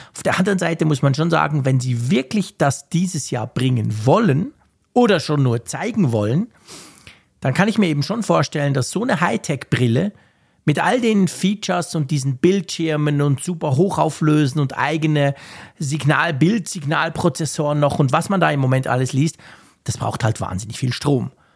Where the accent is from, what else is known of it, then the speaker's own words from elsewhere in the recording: Switzerland; bei uns in der Schweiz